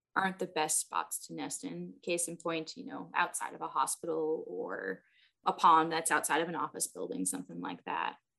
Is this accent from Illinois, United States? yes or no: no; New York City, New York, United States; moved away as an adult; also born or lived in California; now in Nebraska, United States; I grew up in New York City